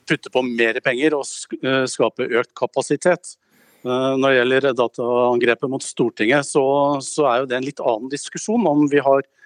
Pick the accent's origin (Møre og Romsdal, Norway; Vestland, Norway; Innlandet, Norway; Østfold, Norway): Innlandet, Norway; Gjøvik; Gjøvik, der jeg kommer ifra